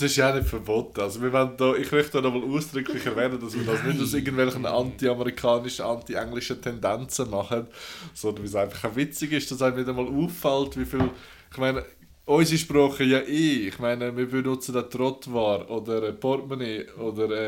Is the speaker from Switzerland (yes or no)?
yes; Switzerland; I'm from Switzerland